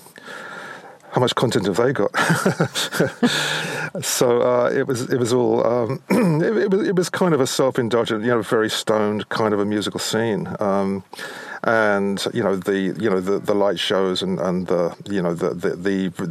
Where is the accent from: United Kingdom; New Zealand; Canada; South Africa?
United Kingdom; London; growing up in London